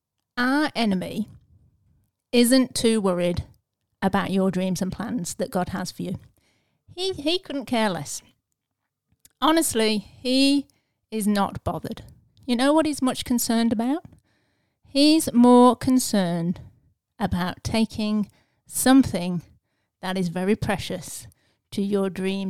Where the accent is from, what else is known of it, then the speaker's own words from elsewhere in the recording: England, United Kingdom; I'm English